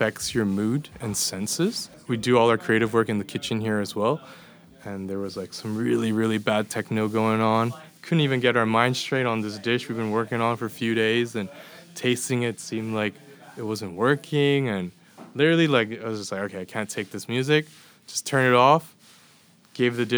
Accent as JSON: {"language": "English", "town": "Edmonton", "region": "Alberta", "country": "Canada", "tie": "born or raised there", "moved": "as an adult", "lives_now": "Copenhagen, Denmark", "said": "so I was born and raised in Edmonton, Alberta, in Canada."}